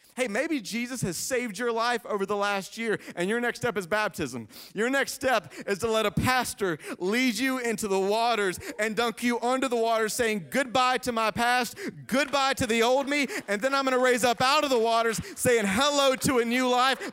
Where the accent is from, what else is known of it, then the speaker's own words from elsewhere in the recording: Greenville, South Carolina, United States; moved away as an adult; also born or lived in Lexington, Kentucky; growing up in Greenville